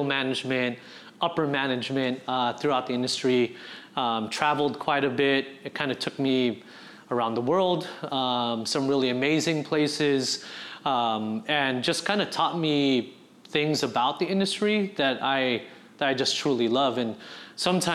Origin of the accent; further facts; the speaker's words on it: San Diego, California, United States; also born or lived in Bremerton, Washington / Bangor, Washington; born and raised in San Diego, grew up a portion up in Seattle, Bangor and Bremerton to be exact. My dad was in the military, we were on a submarine base, moved back and spent majority of my middle school and high school in San Diego